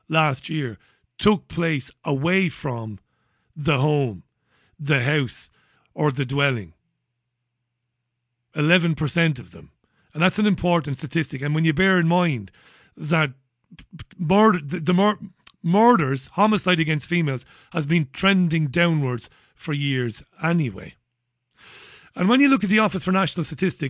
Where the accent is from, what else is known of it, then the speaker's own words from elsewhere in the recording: Waterford, Munster, Ireland; when I was a kid, growing up in Ballybeg in Waterford